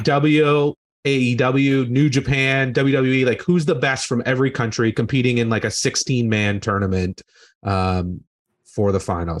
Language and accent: English; Brockville, Ontario, Canada; my hometown, which was Brockville, Ontario